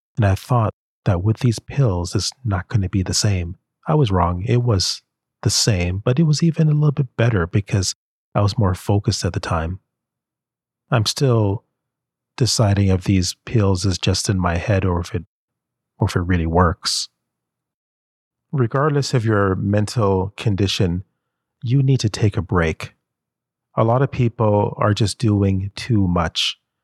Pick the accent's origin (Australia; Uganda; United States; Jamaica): Jamaica; I'm from Jamaica